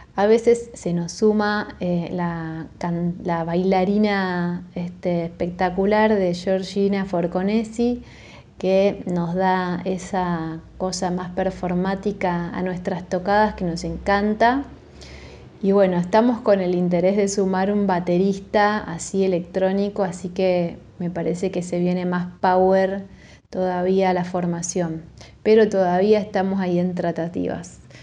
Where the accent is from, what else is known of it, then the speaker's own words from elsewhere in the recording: Buenos Aires, Argentina; de la ciudad de Buenos Aires, soy bien porteña.